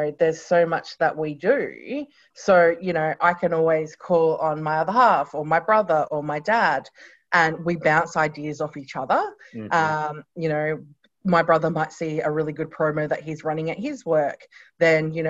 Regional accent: Renmark, South Australia, Australia; I grew up in regional South Australia. My parents Runmark, so in the Riverland.

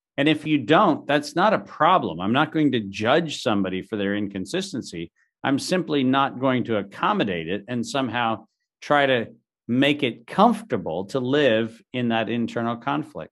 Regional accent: Southern California, United States; I grew up in Southern California in the early nineteen seventies

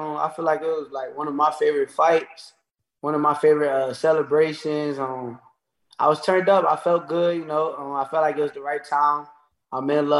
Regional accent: Newark, New Jersey, United States; I'm from Jersey

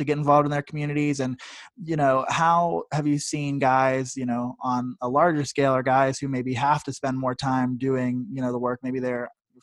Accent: Columbus, Ohio, United States; I'm from Columbus, Ohio.

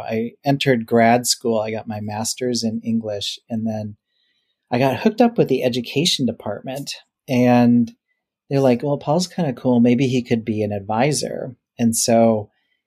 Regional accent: northern Minnesota, United States; moved away as an adult; now in Washington State, United States; I went back to my hometown to see if I wanted to take over my parents' business. It was a small mining town in northern Minnesota.

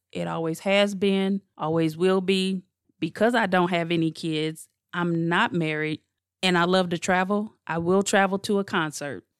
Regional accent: St. Louis, Missouri, United States; I'm from Saint Louis, born and raised

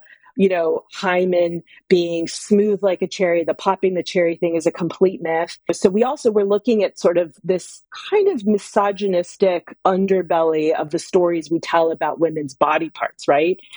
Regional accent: Texas, United States; I grew up in Texas.

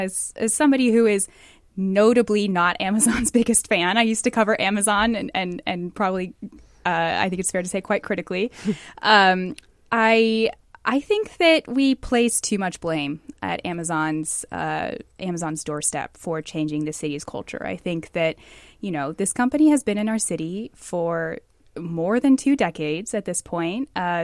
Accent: Bellevue, Washington, United States; I was born in Bellevue in the early 90s, so technically I'm a lifelong resident.

